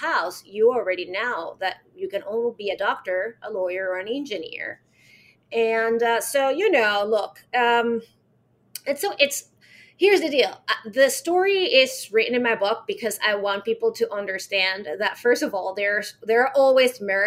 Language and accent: English; Caracas, Capital District, Venezuela; I was born in Caracas, Venezuela, and I'm 46 right now